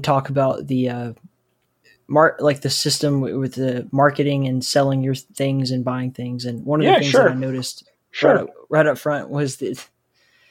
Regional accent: United States; I'm an American

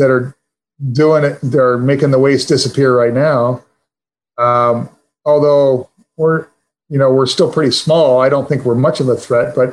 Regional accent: Detroit, Michigan, United States; moved away as an adult; also born or lived in Purdue (Indiana); now in Washington, United States; I grew up in Detroit

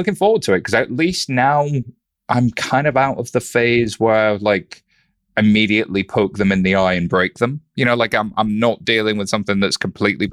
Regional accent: Halifax, Yorkshire and the Humber, United Kingdom; accent: northern; I was born in a town called Halifax, West Yorkshire

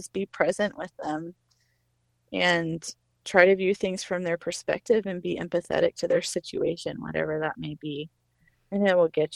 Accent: Northwest Arkansas, United States; I'm some nobody from Northwest Arkansas

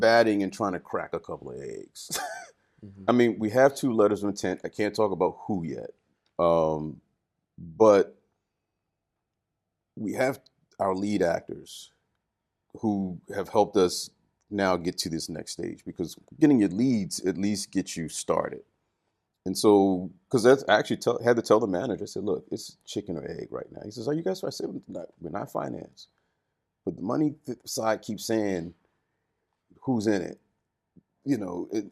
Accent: Baltimore, Maryland, United States; moved away as an adult; now in Japan; Baltimore, which is my hometown

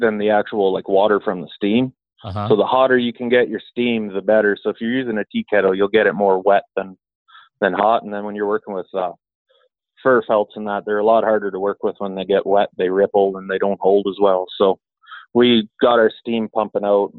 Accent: High River, Alberta, Canada; my hometown here in High River where I live

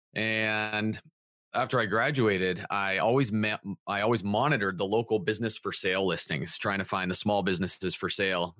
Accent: Southern California, United States; now in Santa Barbara, United States; I'm sixth generation from Southern California, just not from Santa Barbara.

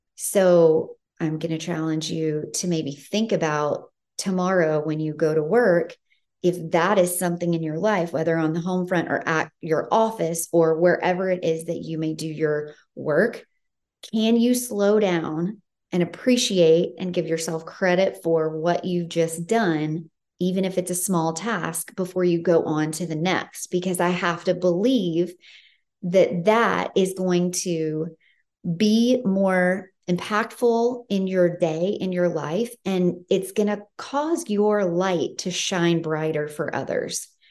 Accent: Tennessee, United States; now in California, United States; I'm from Tennessee, and so I'm no stranger to weather and seasons

